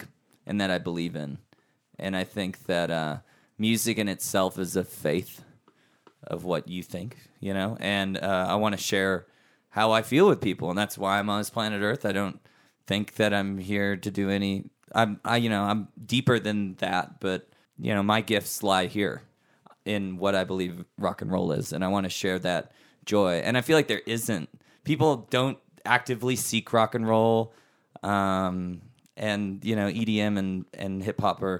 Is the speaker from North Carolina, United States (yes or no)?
no; Austin, Texas, United States; moved away; also born or lived in California; growing up in Austin in the 90s